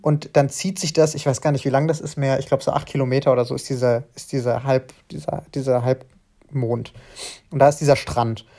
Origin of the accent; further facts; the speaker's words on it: Frankfurt am Main, Hesse, Germany; ich komme aus Frankfurt am Main